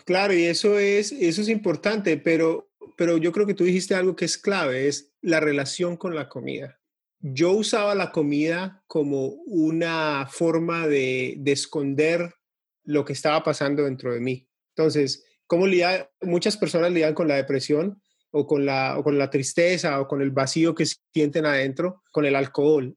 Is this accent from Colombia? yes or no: yes; Colombia; now in Florida, United States; yo soy de, originalmente de Colombia, pero vivo acá en Estados Unidos, en, la Florida, desde hace 22, 23 años